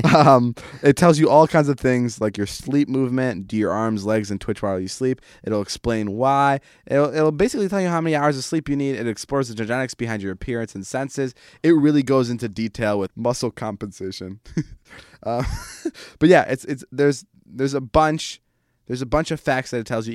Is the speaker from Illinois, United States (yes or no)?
yes; Vernon Hills, Illinois, United States; moved away; my hometown of Vernon Hills